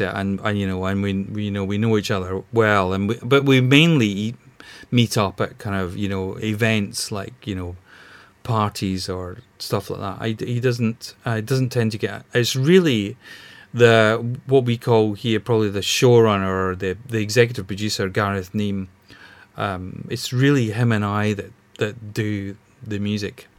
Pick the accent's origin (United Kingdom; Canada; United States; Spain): United Kingdom; Glasgow, Scotland; moved away as an adult; now in London, United Kingdom; I'm originally from Glasgow, but you know, I I, I came down here about 30 years ago